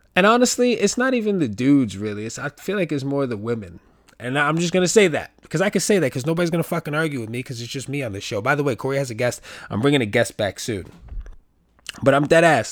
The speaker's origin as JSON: {"language": "English", "town": "New York City", "region": "New York", "country": "United States", "said": "I'm from the Bronx"}